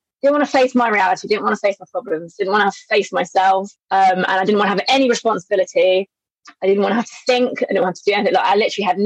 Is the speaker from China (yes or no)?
no; Berkshire, South East England, United Kingdom; moved away as an adult; also born or lived in Southeast Asia; now in London, United Kingdom; I grew up in Berkshire